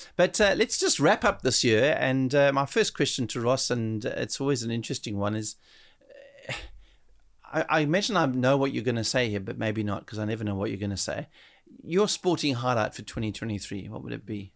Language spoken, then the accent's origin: English; South Africa; being a South African there